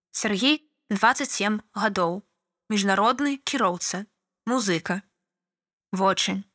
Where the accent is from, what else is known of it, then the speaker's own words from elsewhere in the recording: Belarus; Я яе і запытаў: Навошта вы мне на англійскай адказваеце? Я ж мясцовы жыхар.